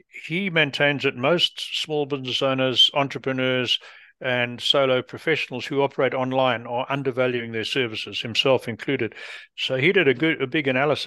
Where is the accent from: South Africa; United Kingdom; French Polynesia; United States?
United Kingdom; England; being English